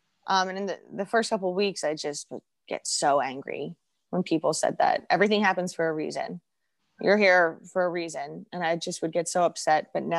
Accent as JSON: {"language": "English", "region": "England", "country": "United Kingdom", "tie": "born there", "lives_now": "United States", "said": "So I was born in England."}